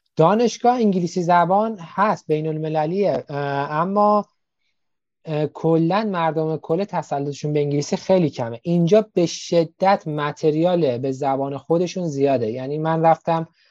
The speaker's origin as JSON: {"language": "Persian", "country": "Iran", "also_born_or_lived": "Karaj / Tehran", "moved": "as an adult", "lives_now": "Gwangju, South Korea", "said": "ما ایرانی ها"}